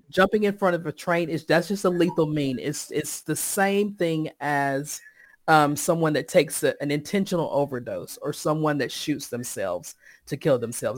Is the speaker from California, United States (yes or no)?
no; Sampson County, Eastern North Carolina, United States; now in Raleigh, United States; I live in Raleigh, North Carolina, but I was born and raised in Eastern North Carolina, Sampson County.